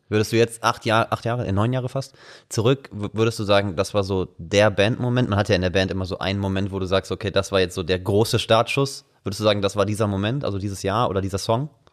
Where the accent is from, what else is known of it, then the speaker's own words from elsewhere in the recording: Wuppertal, North Rhine-Westphalia, Germany; moved away as an adult; ich bin …, also ich komme aus Wuppertal eigentlich und bin zu dem Zeitpunkt zum Studium äh, hier rüber gekommen